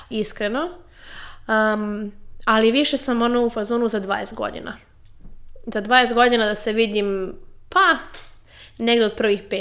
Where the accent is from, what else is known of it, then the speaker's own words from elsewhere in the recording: Serbia; kod nas u Srbiji